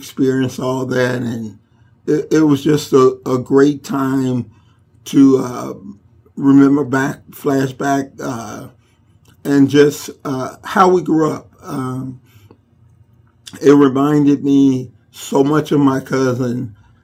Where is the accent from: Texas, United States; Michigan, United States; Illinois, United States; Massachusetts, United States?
Illinois, United States; Chicago; moved away; growing up in Inglewood